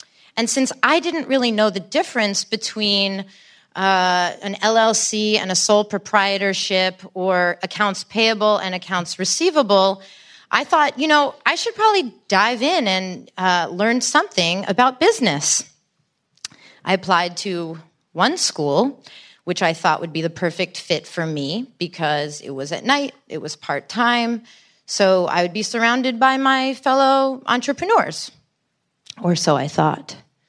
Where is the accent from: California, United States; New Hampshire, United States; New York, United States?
New York, United States; You see, growing up in Bridge and Tunnel, Long Island, I was the kind of kid who could hang out with the jocks or with the potheads or with the debate club nerds.